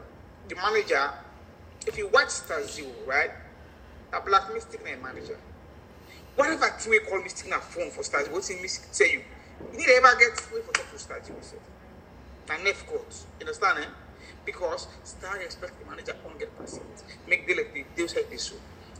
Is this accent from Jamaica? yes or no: yes; Jamaica; I never with Jamaica in my life because of why I am a Jamaican.